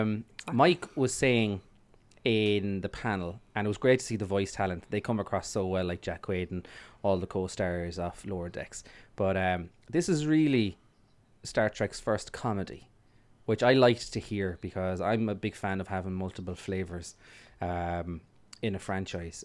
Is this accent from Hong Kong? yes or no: no; Ireland